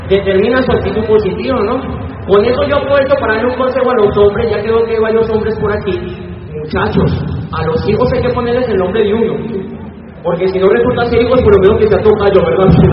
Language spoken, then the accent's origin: Spanish; Colombia; moved away; also born or lived in Venezuela; yo soy de Colombia para los que no sabían.